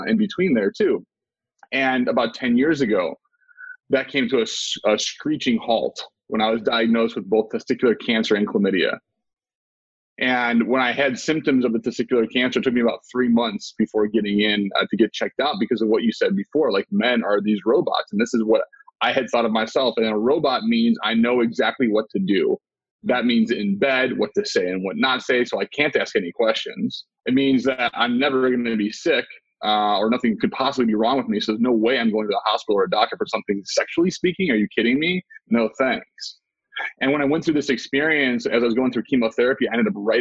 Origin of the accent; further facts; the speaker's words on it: Midwest, United States; I grew up in the Midwest in a Christian household